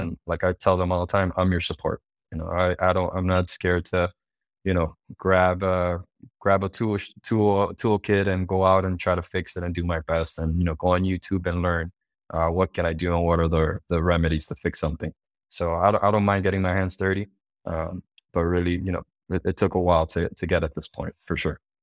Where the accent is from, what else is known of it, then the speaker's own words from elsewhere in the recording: Miami, Florida, United States; also born or lived in Cuba; I was actually originally born, um, in Cuba. So we, we immigrated from Cuba, uh, here to United States into Miami when I was five years old